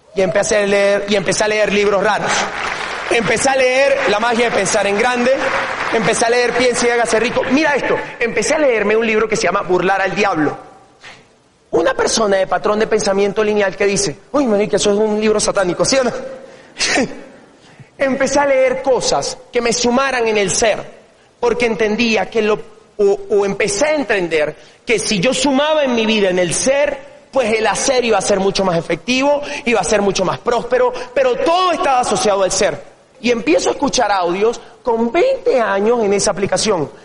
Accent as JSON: {"language": "Spanish", "town": "El Tigre", "region": "Anzoátegui", "country": "Venezuela", "tie": "born or raised there", "moved": "yes", "said": "yo nací en un pueblo en Venezuela, una ciudad que se llama El Tigre, de 180 mil habitantes"}